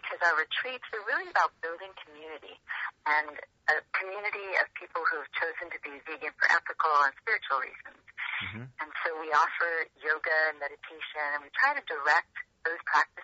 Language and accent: English; West Coast, United States; also born or lived in Philadelphia; now in California, United States; I grew up on the West Coast, and my family's out here, and so I took a little sojourn in Philadelphia for about 20 years, and then I decided to come back